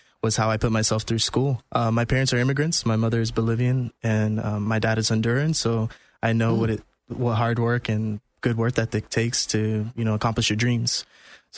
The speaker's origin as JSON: {"language": "English", "town": "Orlando", "region": "Florida", "country": "United States", "tie": "born or raised there", "also_born_or_lived": "Queens, New York", "said": "I moved down to Orlando at 4. So I've lived in East Orlando, Dean and Curry Ford, if anybody knows that area. I've been there my whole life."}